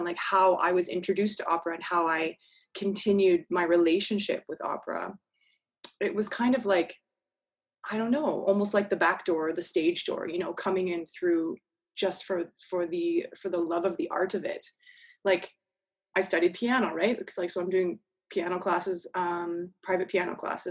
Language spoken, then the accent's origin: English; Fraser Valley, outside Vancouver, British Columbia, Canada; moved away; I grew up out west. So outside of Vancouver, about an hour or so in the Fraser Valley